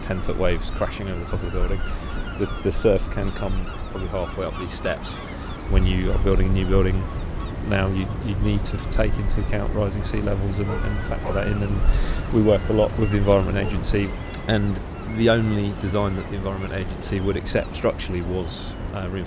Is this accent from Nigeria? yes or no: no; Perranporth, South West England, United Kingdom; moved away as an adult; I grew up in Perranporth